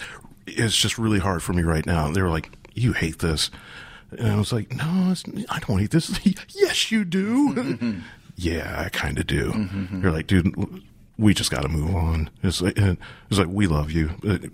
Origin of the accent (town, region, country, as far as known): Columbus, United States